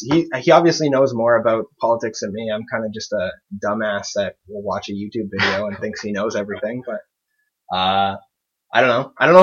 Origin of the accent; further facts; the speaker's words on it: Canada; I'm not American. I wasn't there.